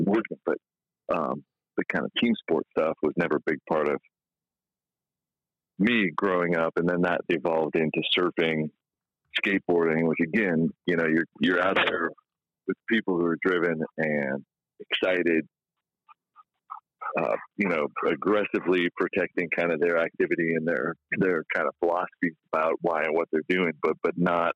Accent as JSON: {"language": "English", "country": "Israel", "tie": "born or raised there", "also_born_or_lived": "California", "moved": "yes", "said": "I grew up in Israel, so you know, we didn't have football"}